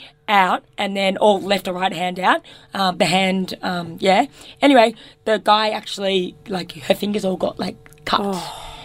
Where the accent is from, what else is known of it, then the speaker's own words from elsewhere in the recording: Australia; as an Australian